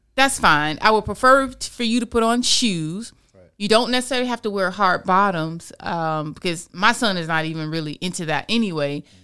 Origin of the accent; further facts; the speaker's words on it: Florida, United States; I'm born and raised in Florida. So I can I can speak from being a true Floridian.